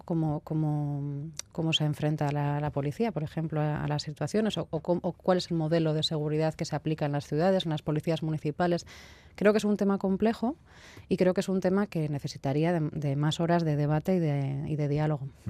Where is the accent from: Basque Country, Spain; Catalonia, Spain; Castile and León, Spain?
Basque Country, Spain; Bilbao; soy de aquí de Bilbao